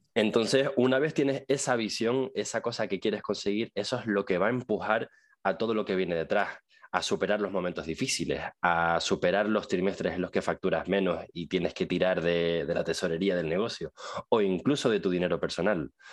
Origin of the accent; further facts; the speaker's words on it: Tenerife, Canary Islands, Spain; Es mi tierra